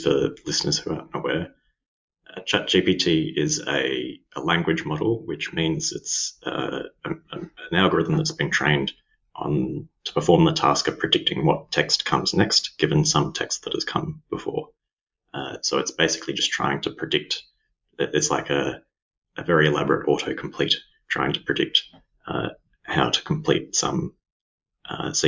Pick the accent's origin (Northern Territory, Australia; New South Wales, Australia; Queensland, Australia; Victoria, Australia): Victoria, Australia; Melbourne; also born or lived in London; I'm Australian. I'm from Melbourne, Australia.